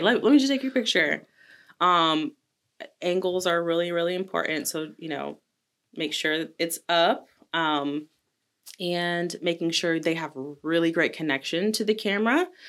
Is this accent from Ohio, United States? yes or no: yes; Delaware, Ohio, United States; now in Colombia; I am from a little town right outside of Columbus called Delaware, Ohio